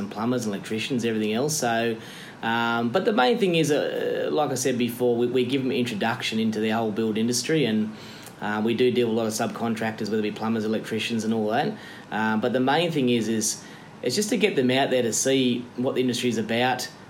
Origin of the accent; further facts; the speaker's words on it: Camden, New South Wales, Australia; I'm from Camden